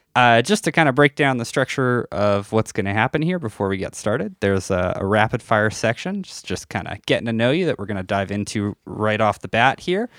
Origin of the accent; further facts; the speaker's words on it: North Battleford, Saskatchewan, Canada; I'm from a town called North Battleford